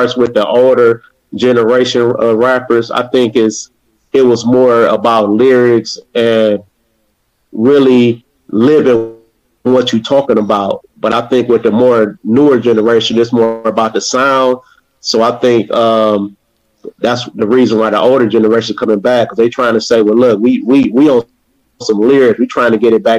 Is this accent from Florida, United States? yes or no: no; Cleveland, Ohio, United States; from Cleveland, Ohio.